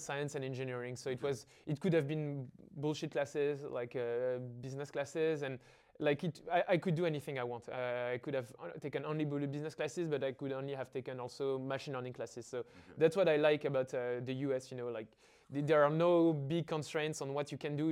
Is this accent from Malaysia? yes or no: no; Paris, Île-de-France, France; I feel I, am a bit like the cliche of the student in an engineering school. Uh, I went to high school in the 16th neighborhood of Paris